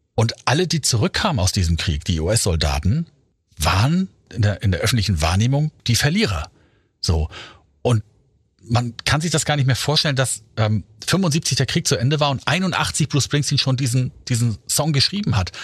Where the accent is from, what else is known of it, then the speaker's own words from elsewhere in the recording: Germany; wir Deutschen